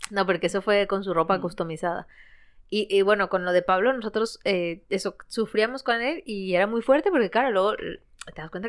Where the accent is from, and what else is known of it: Ecuador; now in Spain